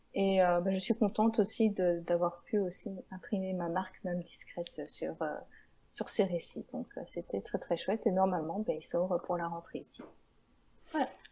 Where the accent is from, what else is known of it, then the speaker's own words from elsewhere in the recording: Belgium; je viens de Belgique, mais je ne suis pas des Ardennes